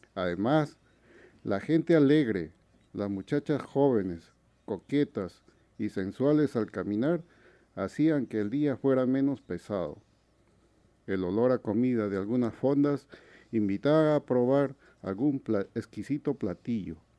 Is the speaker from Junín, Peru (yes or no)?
yes; La Oroya, Junín, Peru; moved away; Yo soy de Perú. Vengo de una pequeña ciudad metalúrgica, minera, que queda en los Andes peruanos, llamada La Oroya.